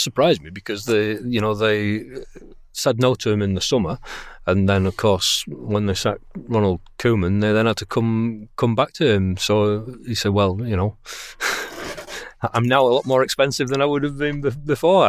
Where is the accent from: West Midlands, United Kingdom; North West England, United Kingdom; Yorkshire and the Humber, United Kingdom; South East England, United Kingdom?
Yorkshire and the Humber, United Kingdom; Bradford; I'm from Bradford. Uh, Bradford is my local club, and it's the club that I, uh, went to see, you know, when I could, uh, on Saturdays when I was growing up